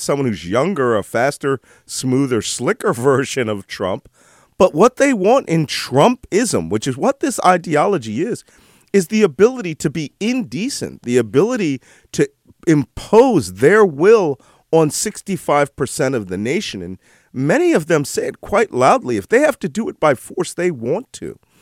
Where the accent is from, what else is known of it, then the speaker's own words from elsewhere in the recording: Philadelphia, Pennsylvania, United States; I'm from Philadelphia. I'm an originalist. I literally grew up around where the Declaration of Independence was, was written